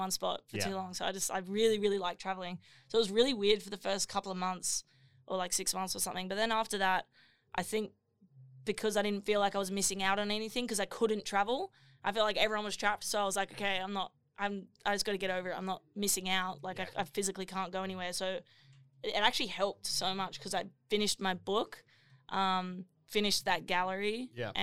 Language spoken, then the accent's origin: English; Gold Coast, Queensland, Australia; I was born in Southport Hospital, but like grew up in like Burley when I was younger